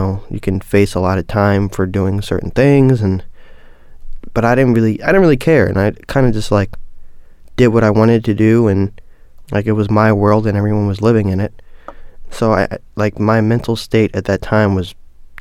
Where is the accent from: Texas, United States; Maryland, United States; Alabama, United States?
Maryland, United States; Baltimore; growing up in Baltimore it's rough